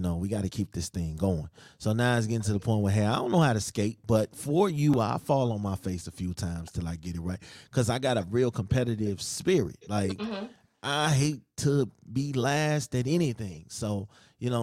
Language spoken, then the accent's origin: English; Chicago, Illinois, United States; moved away; I'm from Chicago